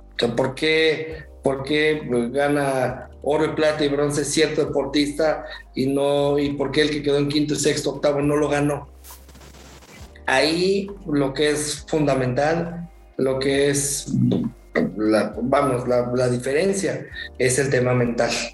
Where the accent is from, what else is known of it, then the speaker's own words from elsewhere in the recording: Mexico; como mexicanos